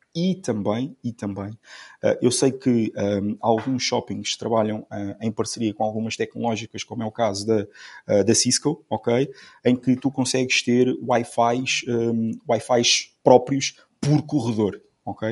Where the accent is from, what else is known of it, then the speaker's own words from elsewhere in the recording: Amarante, Norte, Portugal; Eu sou, eu sou de eu sou de Amarante